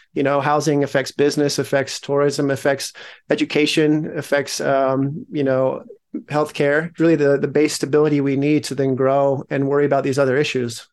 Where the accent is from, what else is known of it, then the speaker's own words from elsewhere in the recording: Logan, Utah, United States; also born or lived in Salt Lake City, Utah; I was born in Salt Lake, grew up in Logan